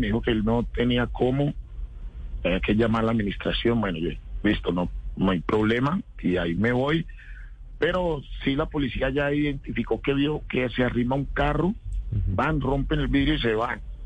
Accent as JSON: {"language": "Spanish", "town": "Tuluá", "region": "Valle del Cauca", "country": "Colombia", "tie": "born or raised there", "moved": "yes", "lives_now": "Bogotá, Colombia", "said": "nosotros crecimos juntos en Tuluá"}